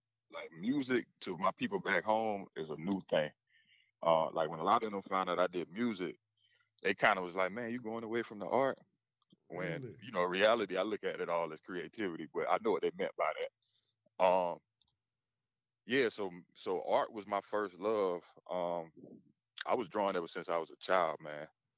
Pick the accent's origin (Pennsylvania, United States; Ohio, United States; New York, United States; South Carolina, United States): South Carolina, United States; also born or lived in Beaufort, South Carolina / Ridgeland, South Carolina; now in Greenville, United States; So I was born in Beaufort, South Carolina. And I lived in Ridgeland, South Carolina until I was about 4. And then that's when my family moved to Vaughanville. And that's where we've been ever since